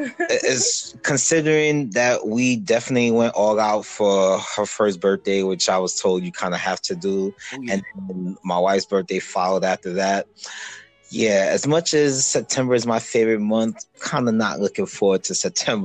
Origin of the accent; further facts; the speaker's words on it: New York City, New York, United States; living, well, from Brooklyn, as my wife mentioned, East Flatbush, you know, representing Jamaica